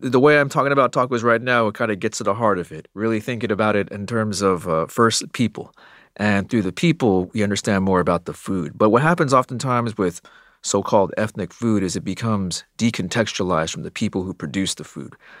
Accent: Arizona, United States; growing up in Arizona

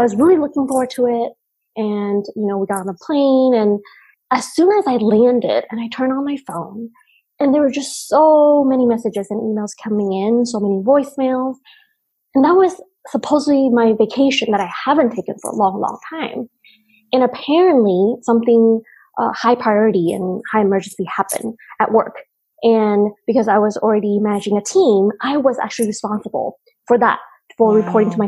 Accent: United States; English is a second language; growing up in the States, English being our second language and trying to fit in a different culture completely

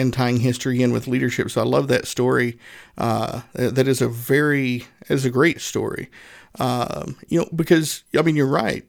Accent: Northeast Tennessee, United States; now in Indianapolis, United States; I grew up in Northeast Tennessee

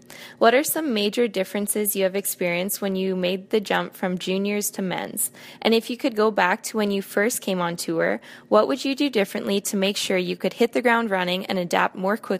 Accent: Saskatchewan, Canada; born or raised there

